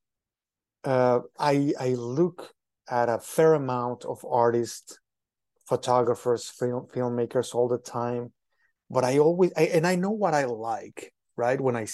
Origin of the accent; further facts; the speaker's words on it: Mexico City, Mexico; now in United States; I am originally from Mexico, specifically from Mexico City.